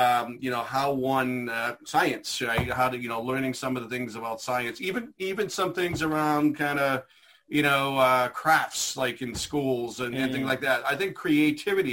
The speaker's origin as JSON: {"language": "English", "town": "Methuen", "region": "Massachusetts", "country": "United States", "tie": "born or raised there", "said": "I grew up in Methuen. And so I, you know, went to the Methuen school systems"}